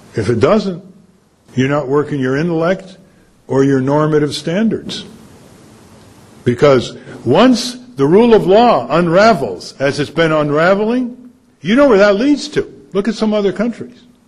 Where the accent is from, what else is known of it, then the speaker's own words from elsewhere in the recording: Connecticut, United States; When I was growing up in Connecticut